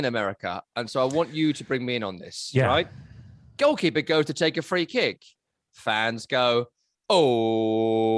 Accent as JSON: {"language": "English", "area": "Essex", "region": "East of England", "country": "United Kingdom", "said": "in Essex, we say the C word a lot"}